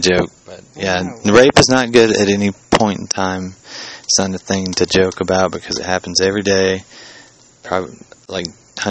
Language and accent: English; the South, United States; we are from the South.